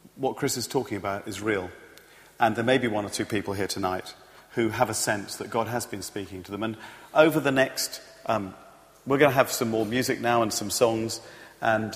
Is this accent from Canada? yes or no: no; United Kingdom; I'm British